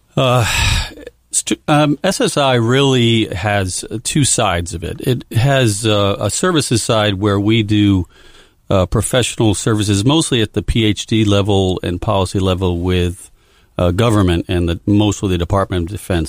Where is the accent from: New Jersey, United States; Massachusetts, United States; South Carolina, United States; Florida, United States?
Massachusetts, United States; Amesbury; Growing up in a small town, very small town called Amesbury, Massachusetts